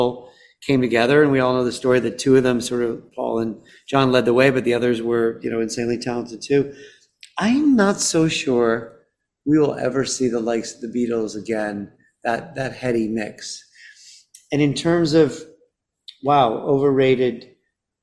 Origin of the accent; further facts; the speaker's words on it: Chicago, Illinois, United States; moved away; also born or lived in London; my hometown Chicago